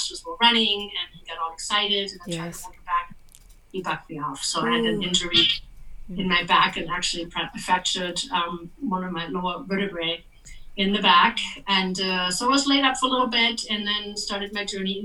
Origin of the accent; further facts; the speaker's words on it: Germany; now in Castle Rock, United States; born and raised in Germany